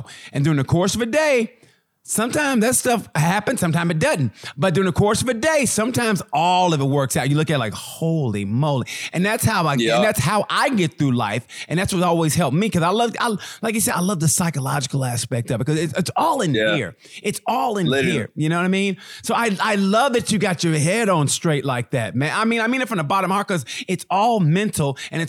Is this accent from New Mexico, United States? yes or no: no; Oklahoma, United States; And you know, I grew up in Oklahoma. So, you know, I grew up in that kind of like that old school kind of, you know, the church mentality.